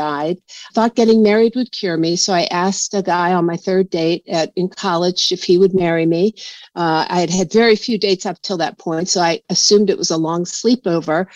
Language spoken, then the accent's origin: English; Washington, District of Columbia, United States; I grew up in Washington, D.C. I'm a fifth generation Washingtonian